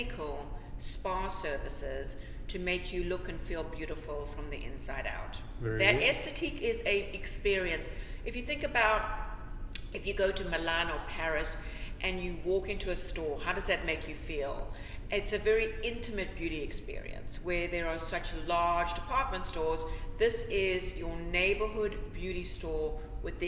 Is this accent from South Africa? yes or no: yes; South Africa; moved away as an adult; also born or lived in Sandy Springs, Georgia, United States; now in Atlanta, United States; But I'm from South Africa, and I studied beauty therapy in South Africa.